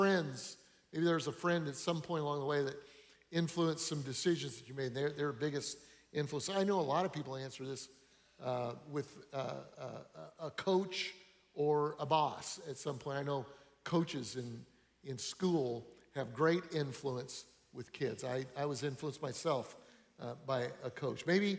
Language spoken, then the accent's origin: English; Denver, Colorado, United States; I grew up in Denver, Colorado. My dad is a pastor. My grandfather was a pastor.